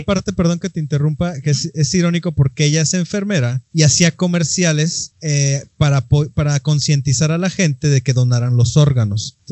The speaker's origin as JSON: {"language": "Spanish", "country": "Mexico", "said": "yo ya soy bien mexicano y bien nopal"}